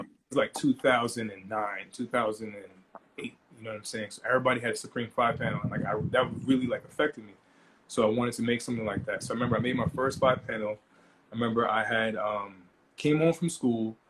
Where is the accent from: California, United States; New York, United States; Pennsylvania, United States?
New York, United States; Long Island; I'm from Long Island